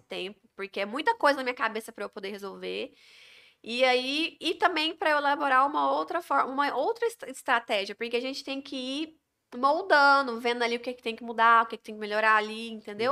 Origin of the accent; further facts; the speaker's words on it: Goiânia, Goiás, Brazil; moved away as an adult; also born or lived in Padre Bernardo; now in Porangatu, Brazil; eu sou de Goiânia